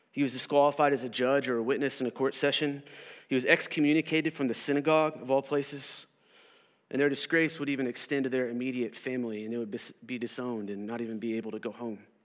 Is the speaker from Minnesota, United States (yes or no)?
no; Southern Oklahoma, United States; I grew up here in Southern Oklahoma